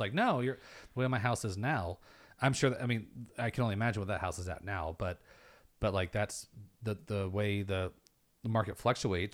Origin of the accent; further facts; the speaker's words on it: Western Kansas, United States; I'm from Western Kansas